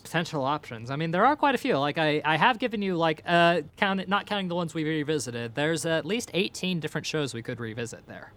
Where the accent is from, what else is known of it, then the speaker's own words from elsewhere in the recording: Ireland; I'm Irish